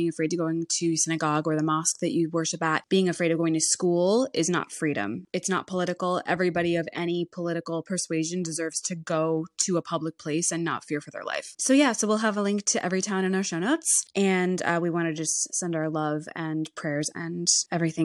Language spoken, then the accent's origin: English; United States; As an American myself